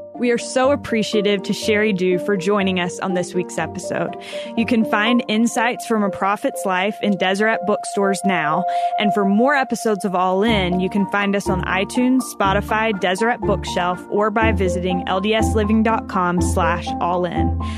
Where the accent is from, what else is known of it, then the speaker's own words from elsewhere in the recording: North Carolina, United States; I grew up in North Carolina in a little small town